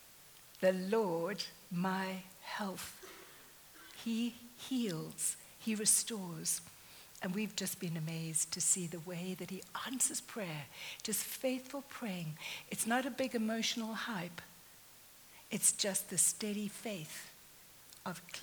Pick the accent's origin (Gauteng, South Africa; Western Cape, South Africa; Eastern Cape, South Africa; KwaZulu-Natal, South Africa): Eastern Cape, South Africa; near Jeffreys Bay; moved away; I grew up in South Africa, very near to Jeffreys Bay